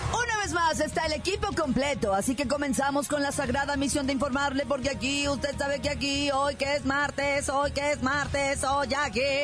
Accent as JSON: {"language": "Spanish", "country": "Mexico", "said": "yo estoy del lado pues de los mexicanos ricos"}